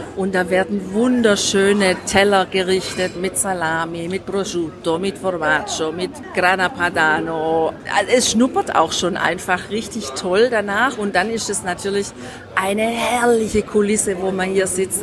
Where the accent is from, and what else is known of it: Germany